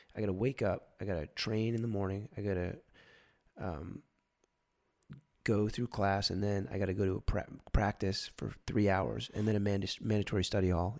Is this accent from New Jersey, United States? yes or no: yes; New Jersey, United States; I'm from New Jersey.